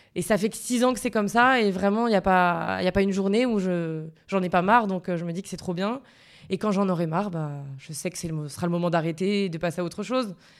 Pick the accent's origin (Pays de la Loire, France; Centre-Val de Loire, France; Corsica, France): Corsica, France; Sainte-Lucie-de-Tallano; Je suis de Sainte-Lucie de Talane.